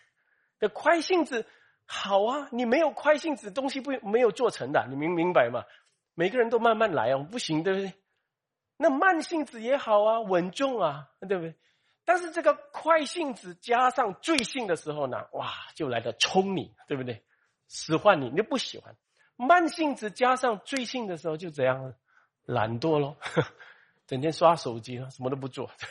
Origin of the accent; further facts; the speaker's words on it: Malaysia; 呃，你是中国人，我是马来西亚人哦，我是马来西亚，你是新加坡人啊